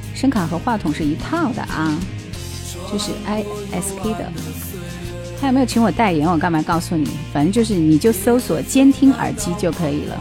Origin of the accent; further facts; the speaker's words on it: Gansu, China; 这就是我们甘肃那边